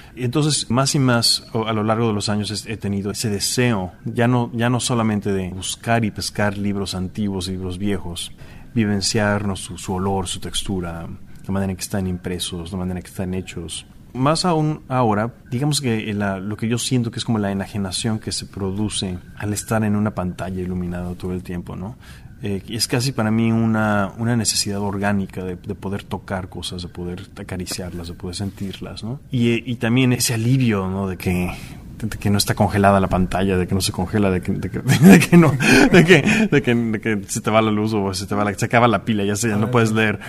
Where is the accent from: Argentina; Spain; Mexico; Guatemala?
Mexico; moved away as an adult; also born or lived in Chicago, United States; now in New York, United States; soy artista visual mexicano, eh, llevo viviendo en Nueva York unos 15 años.